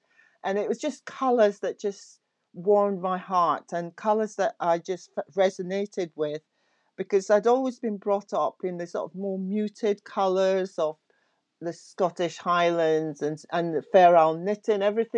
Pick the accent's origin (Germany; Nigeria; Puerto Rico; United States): Nigeria; which is where I'm from Nigeria